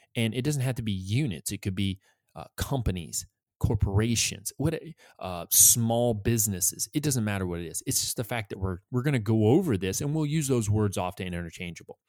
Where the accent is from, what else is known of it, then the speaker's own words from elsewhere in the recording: New England, United States; I'm from New England.